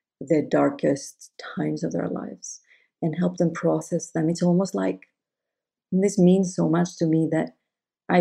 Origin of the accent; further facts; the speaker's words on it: Greece; moved away; I grew up Greek Orthodox in Greece.